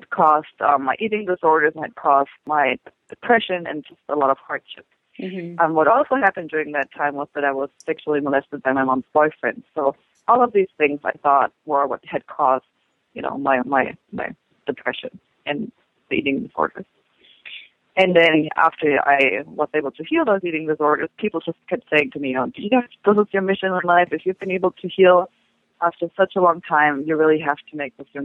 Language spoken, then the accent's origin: English; Germany; now in United States; it was during the 70s where I'm from Germany